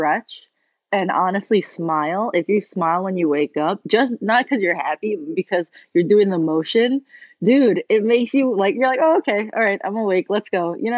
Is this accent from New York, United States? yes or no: yes; New York City, New York, United States; also born or lived in Moscow, Russia; I was born in Moscow in Russia, but my parents and me moved over here when I was 2. So I've been living in Queens basically my whole life